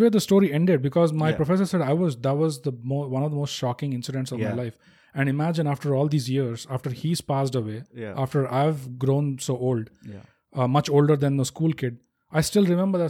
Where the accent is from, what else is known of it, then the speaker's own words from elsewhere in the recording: Hyderabad, Telangana, India; I'm from Hyderabad.